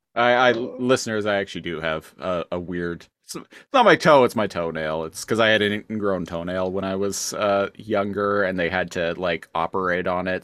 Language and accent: English; Canada; I'm Canadian